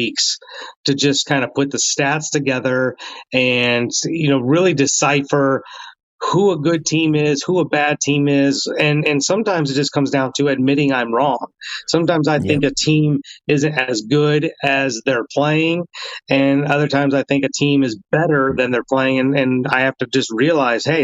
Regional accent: near Cincinnati, Ohio, United States; I grew up near Cincinnati

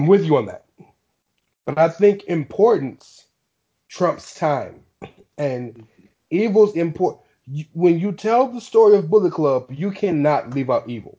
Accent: United States; I'm American.

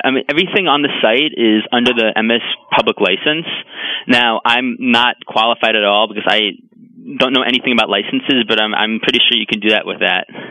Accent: New York, United States; now in Redmond, United States; I'm from New York, Queens

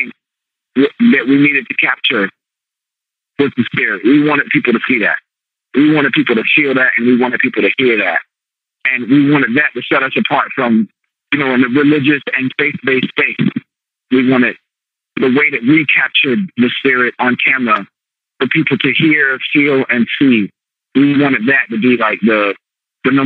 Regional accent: Virginia, United States; moved away; I'm from Virginia

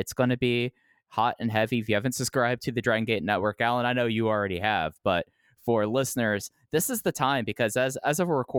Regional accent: the South, United States; I as a Southerner

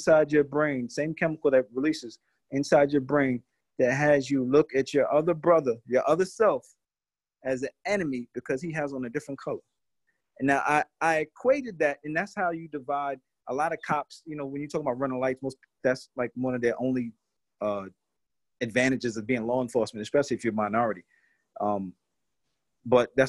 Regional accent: New York City, New York, United States; moved away; also born or lived in Brooklyn / Long Island; I was born in Brooklyn, grew up in Queens, and then migrated to different parts of Long Island.

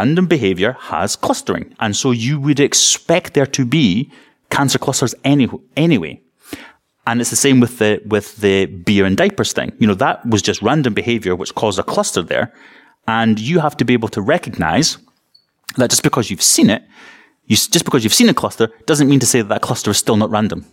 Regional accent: East Coast of Scotland, United Kingdom; I'm from the East Coast of Scotland

